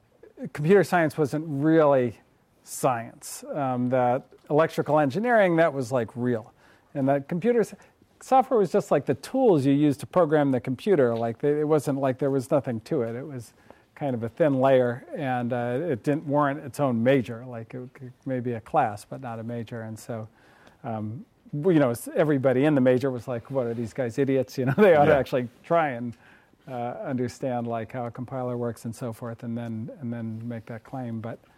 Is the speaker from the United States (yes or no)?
yes; Berkeley, California, United States; Well, I grew up in the People's Republic of Berkeley, right across the way there.